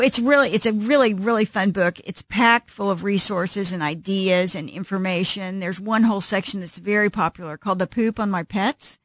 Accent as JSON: {"language": "English", "town": "Springfield", "region": "Missouri", "country": "United States", "tie": "born or raised there", "said": "I grew up in Springfield, Missouri"}